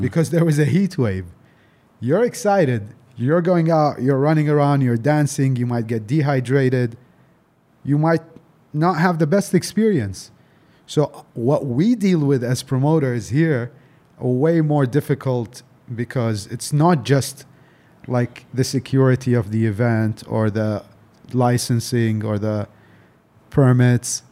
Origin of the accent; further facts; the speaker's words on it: Delhi, India; also born or lived in Dubai; I grew up in Delhi